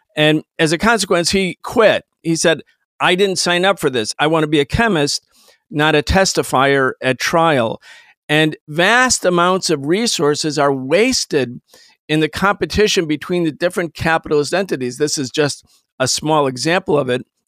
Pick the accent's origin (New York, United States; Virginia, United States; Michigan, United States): New York, United States; Rochester; I grew up in Rochester, New York.